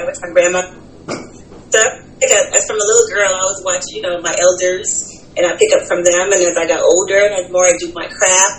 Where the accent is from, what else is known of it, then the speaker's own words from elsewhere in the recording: California, United States; moved away as an adult; now in Georgia, United States; Okay, so I'm from California. I moved to Georgia about 12 years ago.